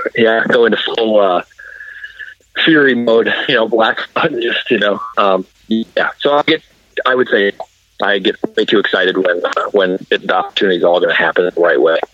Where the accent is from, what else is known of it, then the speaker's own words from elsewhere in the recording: South Dakota, United States; moved away as an adult; also born or lived in Fargo, North Dakota; I grew up in South Dakota